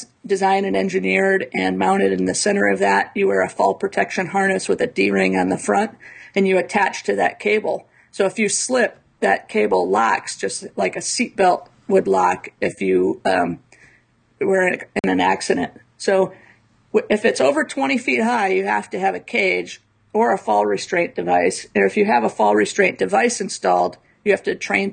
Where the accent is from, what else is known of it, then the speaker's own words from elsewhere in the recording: Midwest, United States; I grew up in the Midwest.